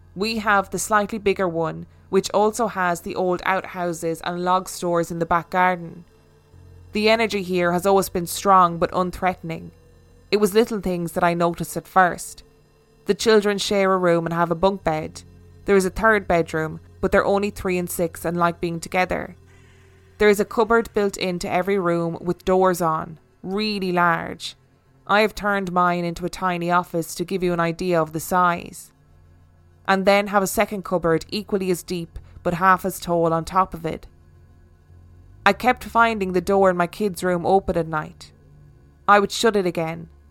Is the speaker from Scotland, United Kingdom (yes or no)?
yes; Falkirk, Scotland, United Kingdom; I attended a night class in my hometown of Falkirk along with my friend Roz